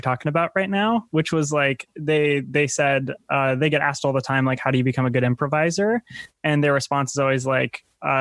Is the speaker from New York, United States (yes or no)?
no; Minnesota, United States; I'm from Minnesota